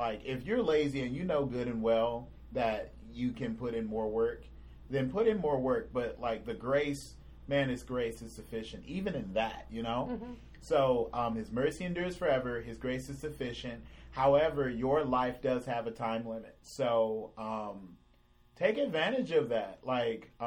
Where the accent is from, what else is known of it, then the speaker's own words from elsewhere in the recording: California, United States; moved away as an adult; I'm originally from California. All my friends or family are there, were there.